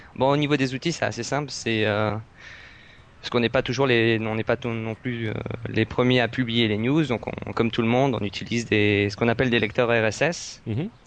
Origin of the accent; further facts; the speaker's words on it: France; je suis français